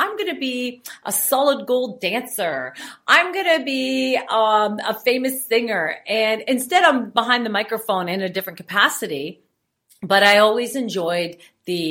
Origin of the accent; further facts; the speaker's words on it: Foxboro, Ontario, Canada; my life on the farm and growing up in Foxborough was very hard